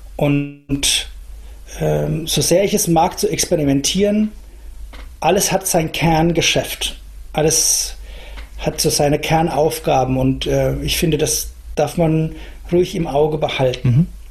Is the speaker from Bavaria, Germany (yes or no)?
yes; Franconia, Aschaffenburg district, Bavaria, Germany; now in Nuremberg, Germany; ich bin selber Franke, insofern ähm, ich kenne das vielleicht schon irgendwoher, weil unser, unser Landkreis Aschaffenburg und die Spessarte